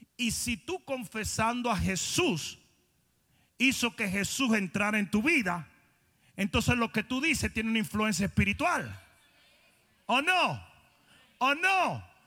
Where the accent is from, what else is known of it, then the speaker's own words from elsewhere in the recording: Santo Domingo, Dominican Republic; moved away; Yo vengo de Santo Domingo